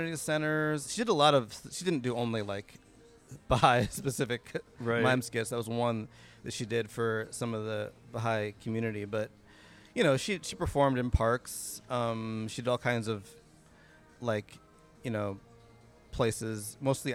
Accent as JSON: {"language": "English", "town": "Rockford", "region": "Illinois", "country": "United States", "tie": "born or raised there", "also_born_or_lived": "Beloit, Wisconsin / Chicago", "moved": "as an adult", "said": "I grew up in Rockford, Illinois."}